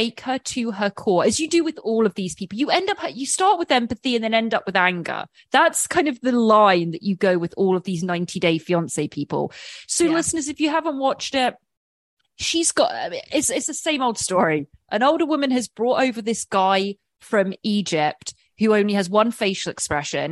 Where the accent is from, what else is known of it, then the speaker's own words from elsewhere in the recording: England, United Kingdom; I'm English